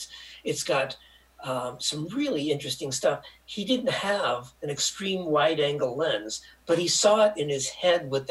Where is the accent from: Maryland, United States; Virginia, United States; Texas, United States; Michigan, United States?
Michigan, United States; I'm a Hick from Michigan